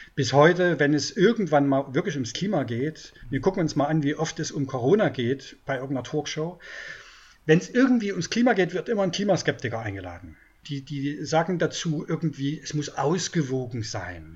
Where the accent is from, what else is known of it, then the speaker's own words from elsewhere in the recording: Brandenburg, Germany; Ich bin Brandenburger